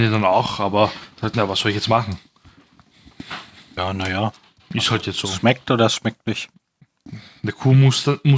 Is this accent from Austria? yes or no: yes; Vienna, Austria; bei uns in Wien, also in Österreich